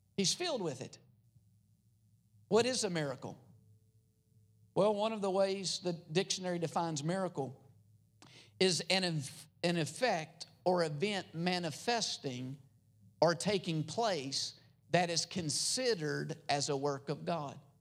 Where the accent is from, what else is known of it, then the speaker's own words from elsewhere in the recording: United States; also born or lived in Philippines; I grew up in America